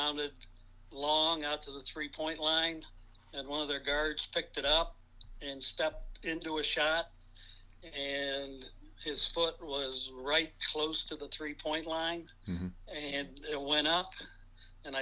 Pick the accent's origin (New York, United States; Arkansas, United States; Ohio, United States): Ohio, United States; Bucyrus; now in Pepper Pike, United States; Growing up in Bucyrus